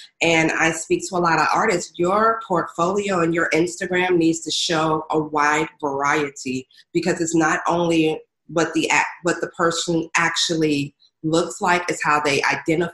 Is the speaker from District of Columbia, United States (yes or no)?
yes; Washington, District of Columbia, United States; moved away as an adult; also born or lived in Brooklyn, New York; now in New York, United States; I was born in Brooklyn, but raised in the D.C. area. DMV, stand up